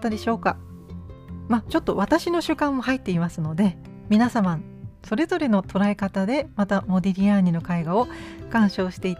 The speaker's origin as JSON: {"language": "Japanese", "region": "Aichi", "country": "Japan", "tie": "born or raised there", "said": "私の地元の愛知県でも巡回する予定なので"}